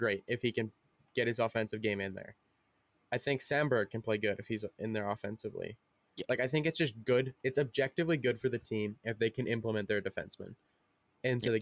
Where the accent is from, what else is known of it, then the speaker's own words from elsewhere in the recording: Manitoba, Canada; I am from Manitoba. So I should be more confident in the hometown team